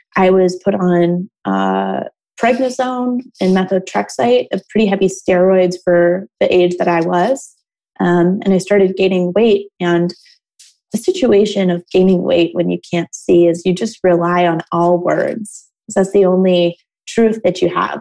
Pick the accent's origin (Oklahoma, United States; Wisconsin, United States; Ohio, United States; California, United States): Ohio, United States; Toledo; I grew up in Toledo, Ohio